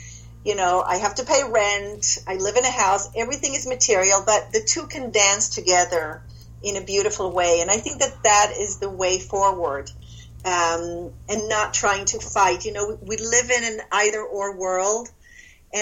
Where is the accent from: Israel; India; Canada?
Israel; moved away; I was born and raised in Israel to a Jewish, Israeli, but Polish father and a Swedish Protestant Christian mother